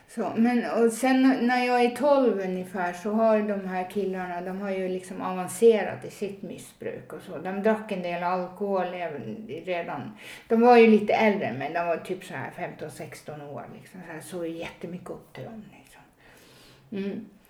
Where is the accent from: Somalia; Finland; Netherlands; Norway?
Norway; Northern Norway; moved away as an adult; now in Stockholm, Sweden; jag är ju född och uppvuxen i Norge. Eh, ganska högt upp i nord, Nordnorge, men, eh, jag är född i södra Norge